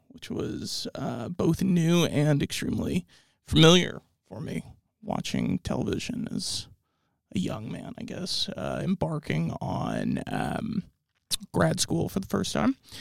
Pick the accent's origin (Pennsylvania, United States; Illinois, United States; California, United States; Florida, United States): California, United States; Orange County; I was born in Orange County.